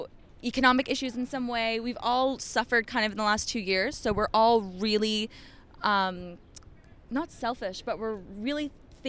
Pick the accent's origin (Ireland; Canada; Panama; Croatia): Canada; Ottawa, Ontario; moved away; I grew up in Ottawa.